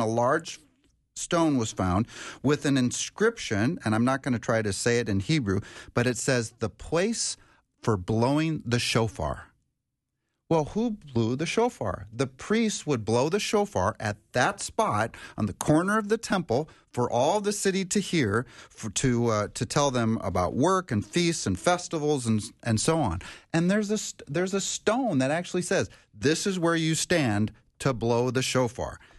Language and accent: English; Minnesota, United States; actually in Minnesota here, my home state is Minnesota